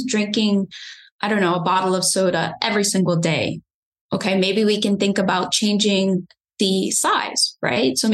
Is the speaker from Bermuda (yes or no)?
yes; Bermuda; moved away; I'm originally from Bermuda, so I'm an island girl